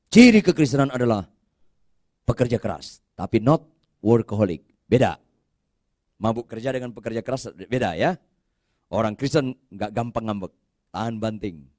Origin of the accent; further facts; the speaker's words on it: North Sumatra, Indonesia; Saya orang Batak, nggak usah saya jelaskan juga Anda udah tahu.